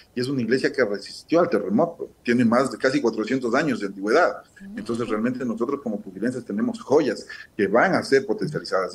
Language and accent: Spanish; Pujilí, Cotopaxi, Ecuador; los 82 mil pupilenses que vivimos en el cantón